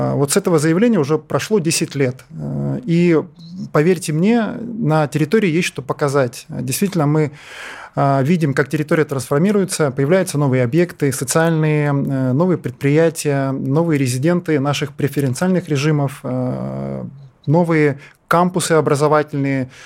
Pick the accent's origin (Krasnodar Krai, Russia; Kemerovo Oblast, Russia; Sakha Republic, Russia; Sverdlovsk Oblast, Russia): Sakha Republic, Russia; Yakutia; Я сам вырос в Якутии